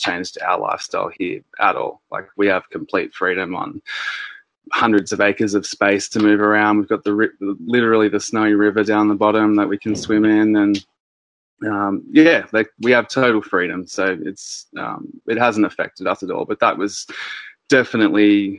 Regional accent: Sydney, New South Wales, Australia; I'm originally from the Northern Beaches in Sydney.

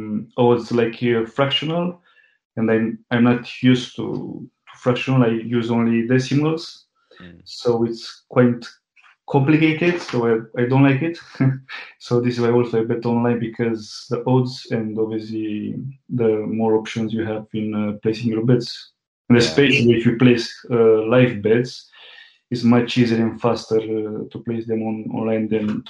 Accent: Romania; moved away as an adult; also born or lived in Italy; now in United Kingdom; I'm from Romania. I've been living in Italy, actually, for 5 years. Then I moved in the UK, and I'm living in the UK for in the last basically 12 years.

